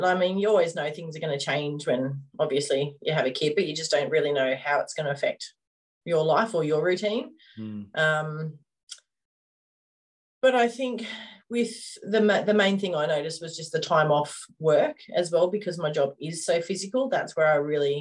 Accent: Coffs Harbour, New South Wales, Australia; We grew up in Coffs Harbour

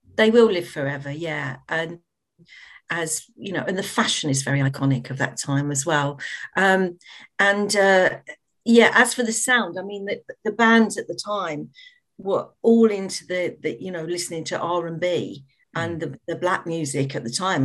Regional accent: London, United Kingdom; I grew up in the East End of London

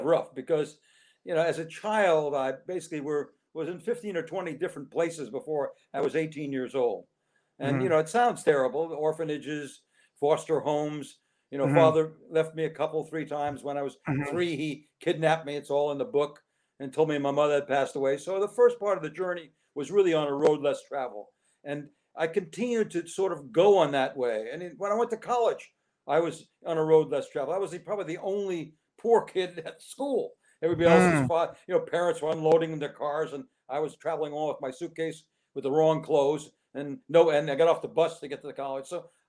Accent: Los Angeles, California, United States; born there; I was born in Los Angeles.

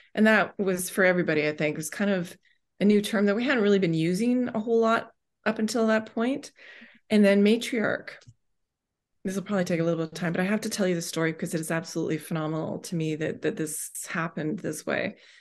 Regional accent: Vancouver, British Columbia, Canada; moved away as an adult; now in Ontario, Canada; I grew up on the West Coast in, in Vancouver and came out here to Ontario

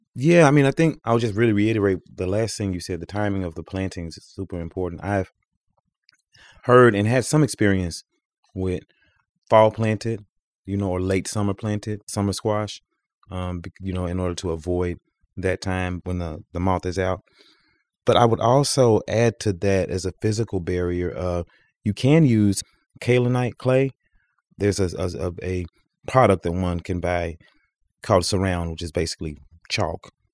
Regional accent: the South, United States; moved away; I come from the South where it's hot

